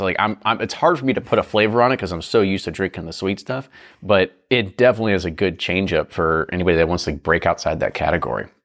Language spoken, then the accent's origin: English; Kentucky, United States; we're from Kentucky. We grew up on sweet corn